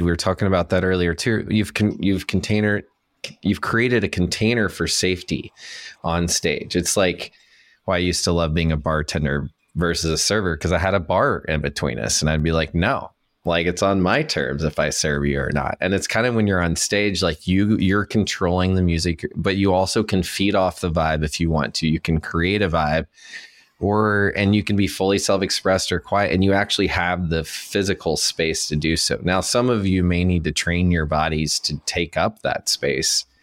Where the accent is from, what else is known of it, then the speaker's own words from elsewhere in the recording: Chattanooga, Tennessee, United States; I'm from Chattanooga, Tennessee. I was born and raised there in the Southeast Mountains